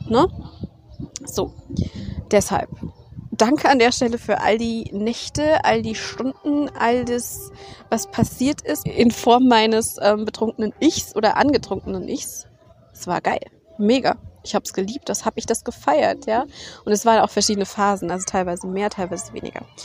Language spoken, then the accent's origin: German; Germany; ich bin in Deutschland aufgewachsen